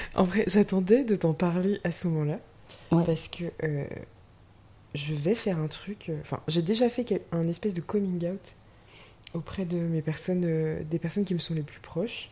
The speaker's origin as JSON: {"language": "French", "area": "Vendée", "region": "Pays de la Loire", "country": "France", "tie": "born or raised there", "also_born_or_lived": "Seoul, South Korea / Nantes", "moved": "as an adult", "lives_now": "Vendée, France", "said": "Moi, j'ai grandi en Vendée"}